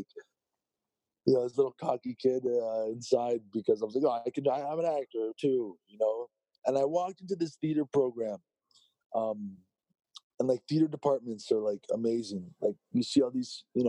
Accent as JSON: {"language": "English", "town": "Toronto", "region": "Ontario", "country": "Canada", "tie": "born or raised there"}